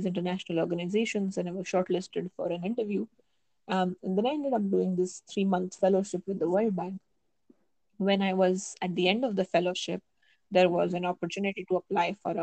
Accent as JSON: {"language": "English", "country": "India", "said": "Indian students applying elsewhere"}